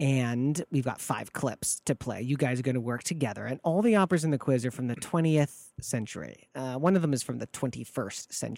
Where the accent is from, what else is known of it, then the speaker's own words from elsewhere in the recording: Ann Arbor, Michigan, United States; used to work at a place called School Kids Records in my hometown of Ann Arbor, Michigan